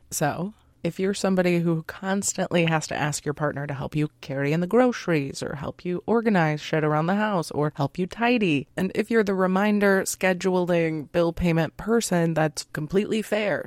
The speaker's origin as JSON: {"language": "English", "country": "United States", "said": "we were raised in American culture"}